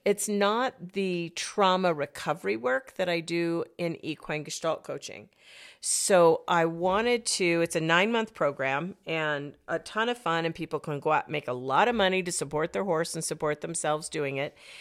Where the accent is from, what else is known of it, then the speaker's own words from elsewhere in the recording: United States; I'm an American.